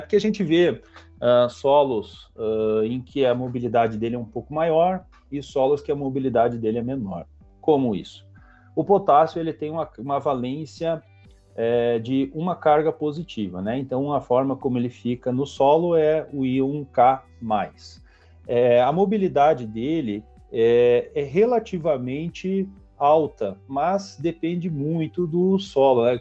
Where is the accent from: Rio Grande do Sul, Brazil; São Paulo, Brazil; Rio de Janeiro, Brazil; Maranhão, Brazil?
Rio Grande do Sul, Brazil; Vacaria; moved away as an adult; also born or lived in Santa Catarina / Paraná; sou natural do Rio Grande do Sul, né, natural de Vacaria